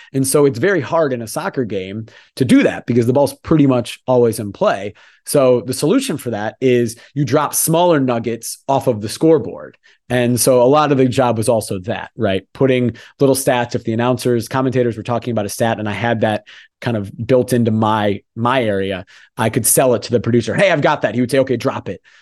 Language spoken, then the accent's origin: English; United States; As an American who grew up being used to this, with baseball, with football, American football, with basketball